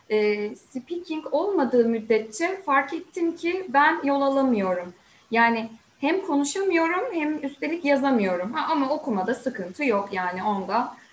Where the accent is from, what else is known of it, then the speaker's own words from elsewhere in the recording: Sakarya, Turkey; also born or lived in Samsun; ben 84 1984 e, Sakarya doğumluyum. Ee, ve yaşamımın çok uzun bir süresini Sakarya'da geçirdim. Sadece üniversiteyi 4 yıl e, Samsun'da okudum.